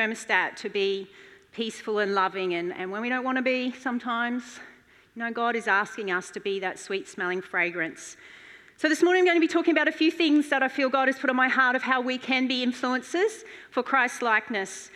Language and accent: English; Mackay, Queensland, Australia; moved away as an adult; I grew up in Mackay on a cane farm, and I moved when I was 19 to study for a year.